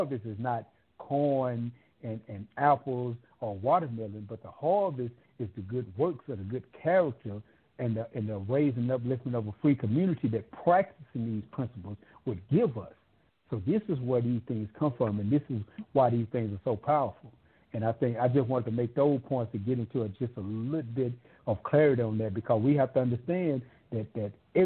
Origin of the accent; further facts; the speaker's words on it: California, United States; I'm from California